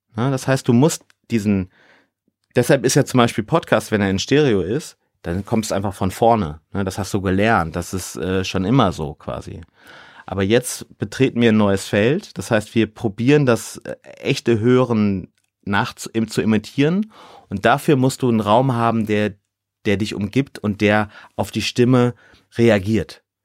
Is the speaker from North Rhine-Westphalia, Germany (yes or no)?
yes; Ruhr area, North Rhine-Westphalia, Germany; now in Hamburg, Germany; also ich komme ja aus dem Ruhrgebiet, da sagt man Kirmes